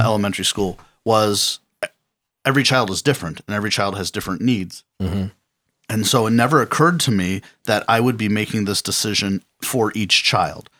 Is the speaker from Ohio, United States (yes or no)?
yes; Cleveland, Ohio, United States; I grew up here in the Cleveland area, went to Parma City schools.